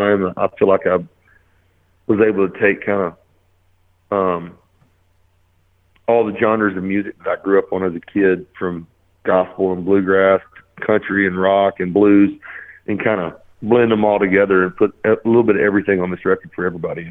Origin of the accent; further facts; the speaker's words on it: the South, United States; I grew up in the South